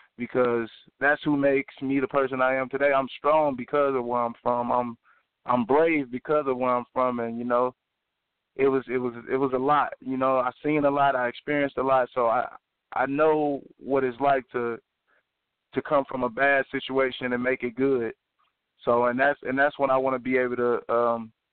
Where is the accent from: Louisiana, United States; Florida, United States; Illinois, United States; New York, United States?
Illinois, United States; East St. Louis; also born or lived in Kansas; I was born and raised in East St. Louis. East St. Louis is my home